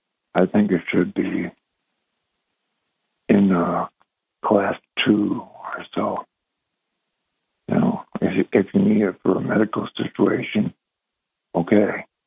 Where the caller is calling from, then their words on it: Binghamton, New York, United States; … from Binghamton.